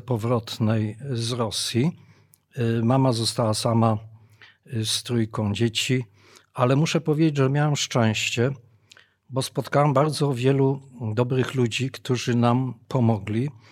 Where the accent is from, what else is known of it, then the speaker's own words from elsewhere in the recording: Bytom, Silesian Voivodeship, Poland; ja się urodziłem w Bytomiu w niemieckim Bytomiu, w Beuthen